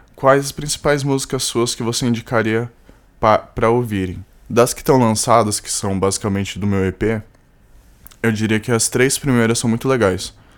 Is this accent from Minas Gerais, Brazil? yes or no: no; São Paulo, Brazil; Eu sou de São Paulo. Eu sou, sou de São Paulo.